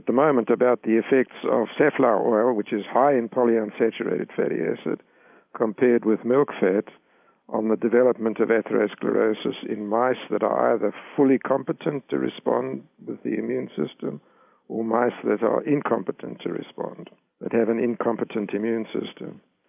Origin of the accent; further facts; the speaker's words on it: South Africa; I grew up in South Africa, and black people in South Africa had diets that were much more prudent than the diets that are consumed even today by them.